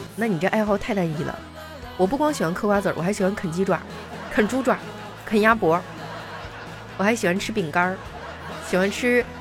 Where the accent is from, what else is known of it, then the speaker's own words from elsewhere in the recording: northern China, China; 就在我们北方呢，那个，呃，猪，猪的蹄子啊，就猪脚，我们这边儿都叫猪蹄儿